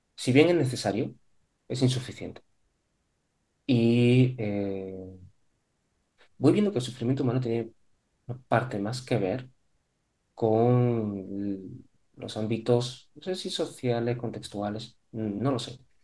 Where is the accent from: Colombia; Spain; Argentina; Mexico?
Spain; Córdoba, Andalusia; moved away as an adult; also born or lived in Málaga; yo soy de Córdoba